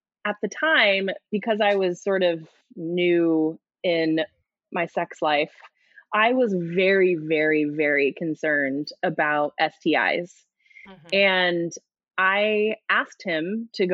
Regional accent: United States; I'm an American

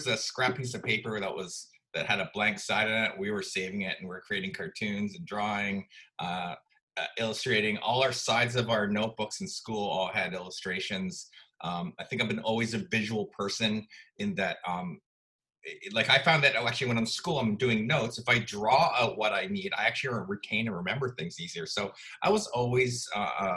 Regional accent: Vancouver, British Columbia, Canada; moved away as an adult; now in Los Angeles, United States; I'm Canadian, so I grew up in Vancouver, Canada

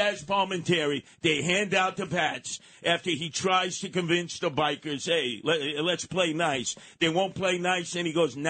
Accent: New York City, New York, United States; when I was growing up in Canarsie

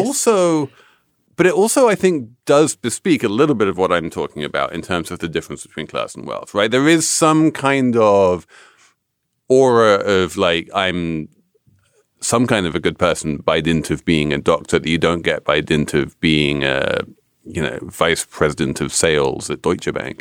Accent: England, United Kingdom; moved away; as an Englishman

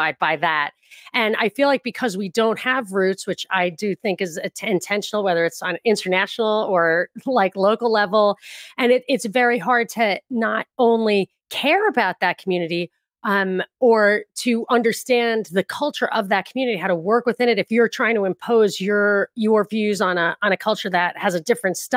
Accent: New York, United States; moved away; also born or lived in California / Los Angeles; I'm from New York

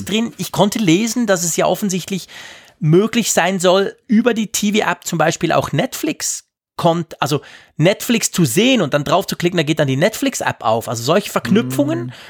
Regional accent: Switzerland; als Schweizer

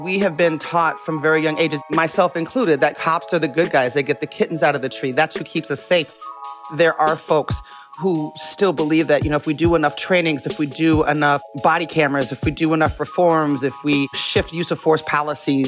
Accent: Las Vegas, Nevada, United States; now in Oakland, United States; I was born in Las Vegas

